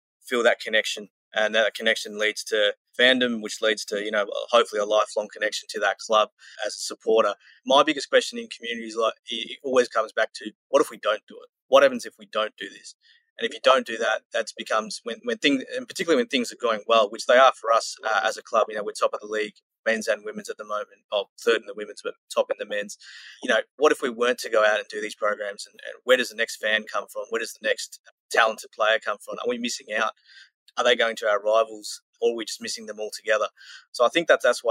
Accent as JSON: {"language": "English", "country": "Australia", "accent": "Australian", "said": "my Australian accent"}